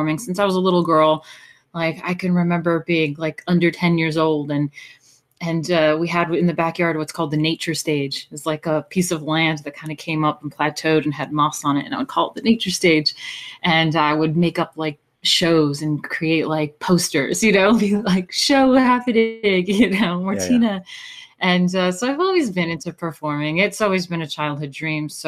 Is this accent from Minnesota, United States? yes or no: no; Hudson Valley, New York, United States; moved away as an adult; I was born in New York City, and I grew up in the Hudson Valley, New York, which is quite lovely